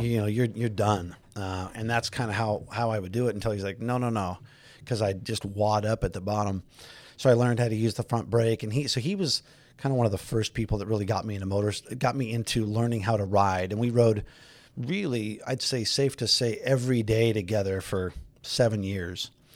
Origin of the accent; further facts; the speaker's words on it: Los Angeles, California, United States; I grew up in the San Fernando Valley, out in Granada Hills